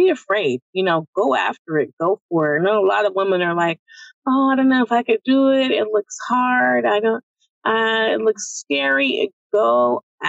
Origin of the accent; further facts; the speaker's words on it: San Francisco, California, United States; growing up where we come from Baby Hunter's Point